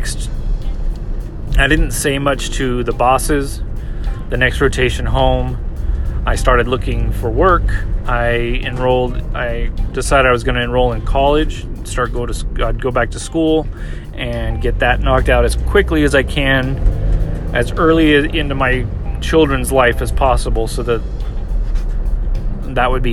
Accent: California, United States; I was from California

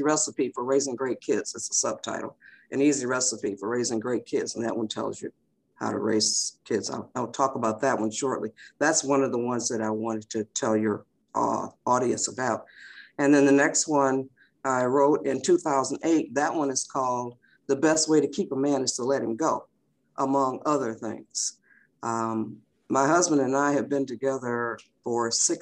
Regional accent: Detroit, Michigan, United States; I was born and raised in Detroit, Michigan in 1944

